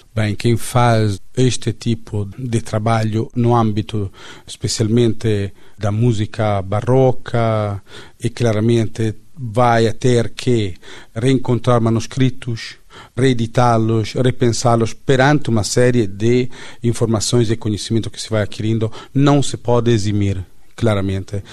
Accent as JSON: {"language": "Portuguese", "country": "Italy", "accent": "Italian", "second_language": "Portuguese", "moved": "yes", "lives_now": "Portugal", "said": "eu sou italiano"}